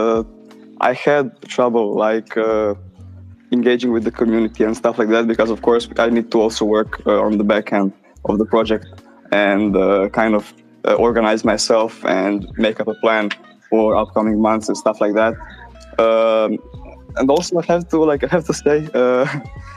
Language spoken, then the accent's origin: English; Croatia; I'm from Croatia